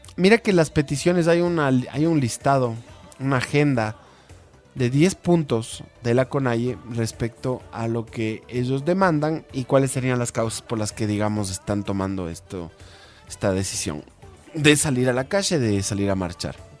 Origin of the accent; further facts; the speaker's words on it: Ecuador; todos somos ecuatorianos